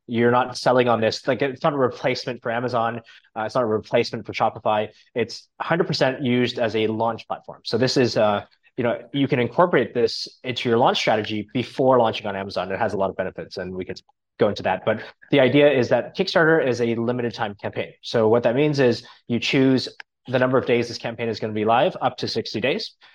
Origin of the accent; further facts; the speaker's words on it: Canada; now in Thailand; I'm from Canada originally